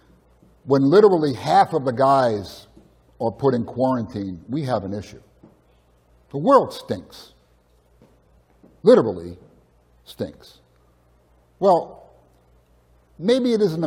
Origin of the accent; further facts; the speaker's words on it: Edison, New Jersey, United States; moved away; I grew up in Edison, which isn't too far away